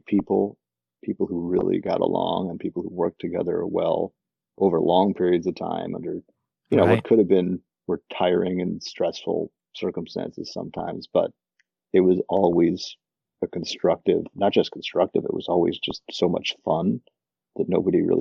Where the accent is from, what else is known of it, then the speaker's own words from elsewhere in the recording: Highland Park, Illinois, United States; I grew up in Highland Park, Illinois for most of my childhood, which is a suburb north of Chicago.